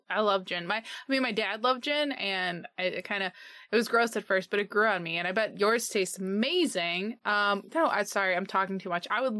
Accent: Illinois, United States; I've only lived in like Illinois my whole life.

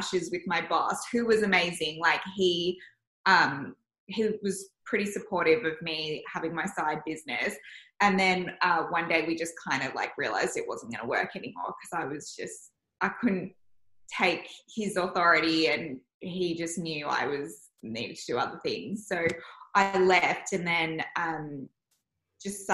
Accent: Melbourne, Victoria, Australia; I grew up in Elsenwick and then came to Elwood.

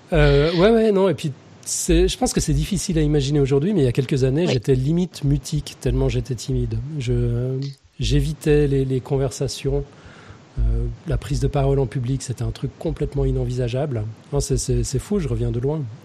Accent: Lausanne, Vaud, Switzerland; born or raised there; also born or lived in Geneva, Switzerland / Morges, Switzerland

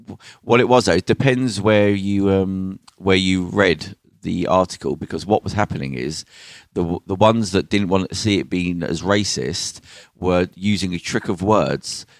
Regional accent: Birmingham, West Midlands, United Kingdom; I'm from Birmingham

